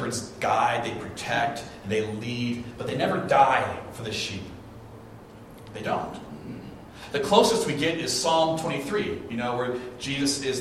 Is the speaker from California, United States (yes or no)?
yes; Orange County, California, United States; When I was little, we grew up in the Orange County area of California